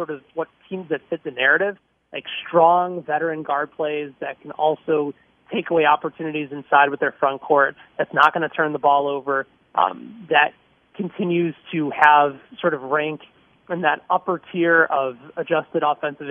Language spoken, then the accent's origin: English; Illinois, United States; I'm from Illinois